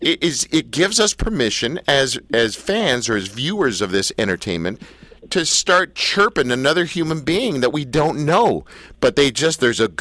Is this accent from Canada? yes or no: yes; Canada; I'm a Canadian